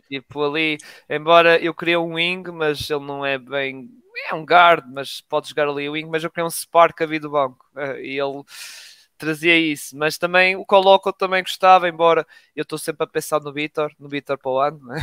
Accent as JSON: {"language": "Portuguese", "country": "Portugal", "said": "Somos portugueses"}